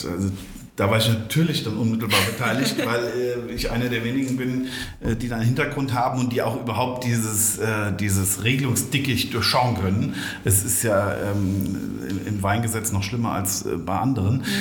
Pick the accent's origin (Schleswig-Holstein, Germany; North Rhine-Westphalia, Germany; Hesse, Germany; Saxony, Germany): Hesse, Germany; also wir Rheingauer sind ja, also wir gebürtigen Rheingauer sind